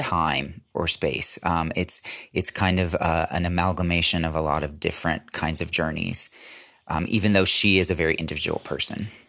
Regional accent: United States; as American

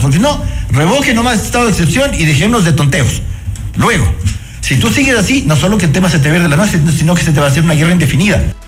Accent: Ecuador; Y esos somos los ecuatorianos

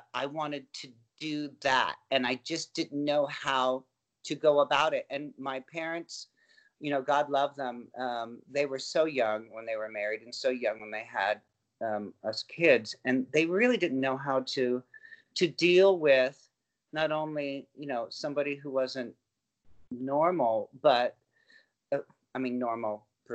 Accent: Anaheim, California, United States; also born or lived in Van Nuys, California; I was born in Van Nuys, but we moved to Anaheim when I was 3, and we were very, very close to Disney.

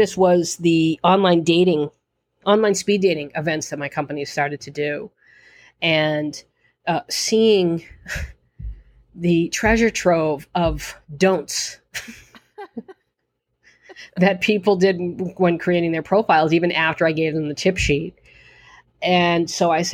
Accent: Boston, Massachusetts, United States; accent: Boston; my Boston accent

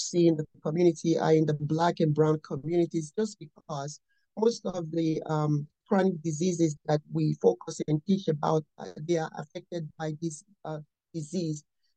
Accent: Nigeria; moved away as an adult; now in United States; I was raised and born in Nigeria. I came to this country when I was in my early 20s, and I've been in the United States for more than 30 years now.

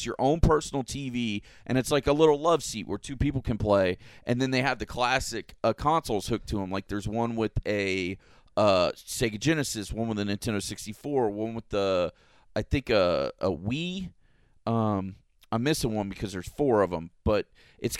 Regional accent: Florida, United States; I'm a native Floridian too, born and raised

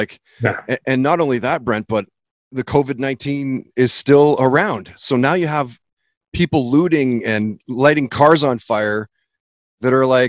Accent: Surrey, British Columbia, Canada; I grew up in Surrey. I went to elementary school in Surrey

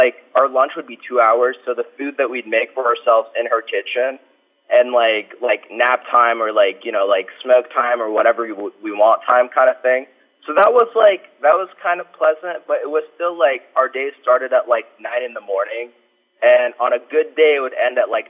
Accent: Ohio, United States; I'm from Ohio

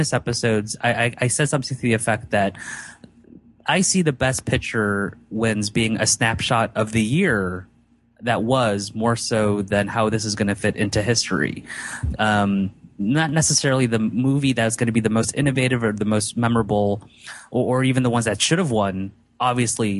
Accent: United States; as a human being and an American

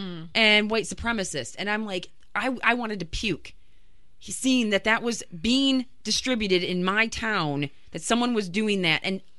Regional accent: Grand Haven, Michigan, United States; my hometown is Grand Haven, Michigan.

